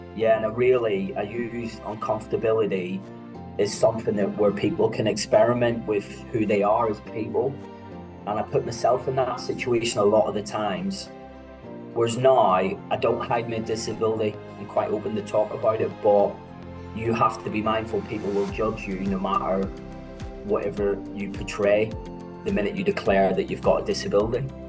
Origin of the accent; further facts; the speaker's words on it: Belfast, Northern Ireland, United Kingdom; also born or lived in Antrim; I was born in 1976 in Belfast, born to uh, mixed religion parents